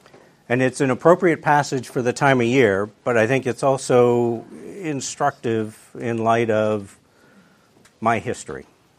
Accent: Wisconsin, United States; also born or lived in Illinois; I was born in 1967 in Illinois. And when I was seven, my family moved to upstate Wisconsin. Where we moved to, not a whole lot to say about it, except it's very small. We were the second largest town in the county with 300 people.

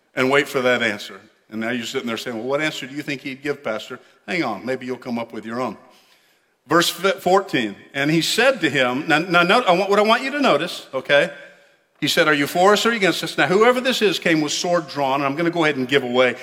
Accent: United States; we're Americans

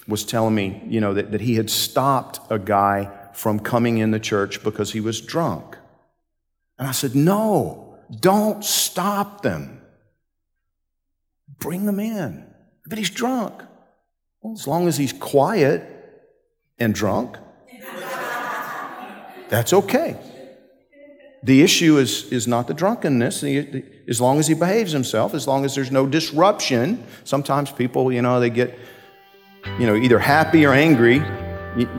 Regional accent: Georgia, United States; I'm from Georgia

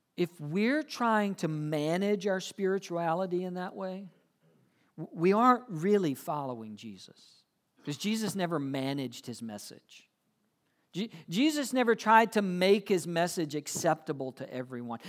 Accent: South Georgia, United States; moved away; I'm from South Georgia

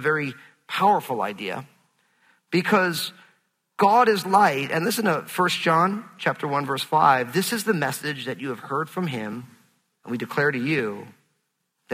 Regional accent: New York, United States; I'm from New York

